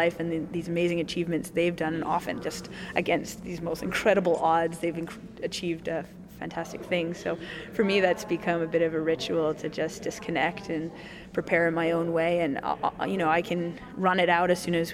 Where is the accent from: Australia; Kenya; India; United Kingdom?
United Kingdom; Wales; we did horseback riding when we were growing up in Wales